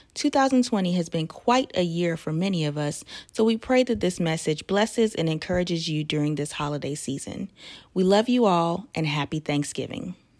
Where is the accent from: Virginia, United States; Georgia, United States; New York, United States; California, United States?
New York, United States; also born or lived in Trinidad; I came from Trinidad to um, to New York when I was four